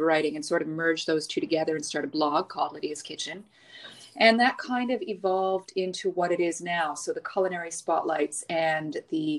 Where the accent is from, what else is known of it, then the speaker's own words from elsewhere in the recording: Montreal, Quebec, Canada; moved away as an adult; now in Dubai, United Arab Emirates; I'm originally from Montreal. I've been living in the UAE in Dubai for the past 15 years.